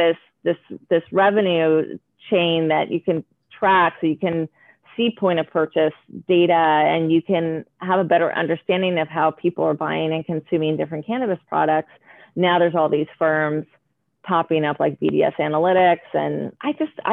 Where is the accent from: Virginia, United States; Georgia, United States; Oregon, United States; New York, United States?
Oregon, United States; I grew up in Oregon with very liberal parents, pot smoking hippies.